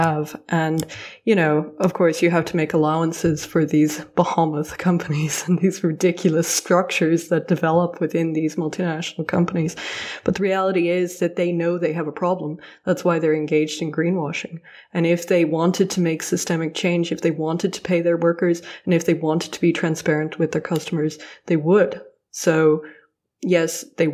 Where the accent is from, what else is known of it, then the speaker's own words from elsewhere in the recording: Ireland; growing up in Ireland